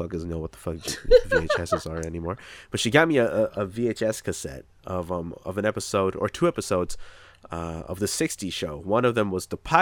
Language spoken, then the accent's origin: English; Toronto, Ontario, Canada; also born or lived in Asia; I was born in Canada, but about a month after I was born, maybe 2, I don't know, I was brought back to Asia